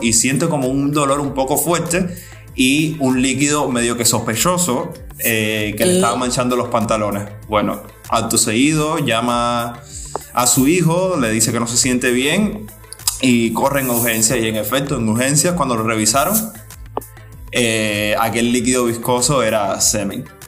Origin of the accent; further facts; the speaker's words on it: Cuba; como cubanos y cubanos de esta nueva generación